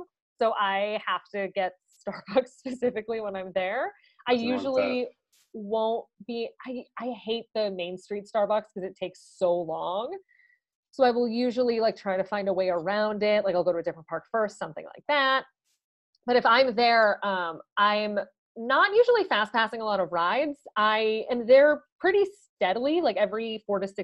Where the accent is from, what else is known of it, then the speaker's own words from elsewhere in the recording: Chicago, Illinois, United States; I'm from Chicago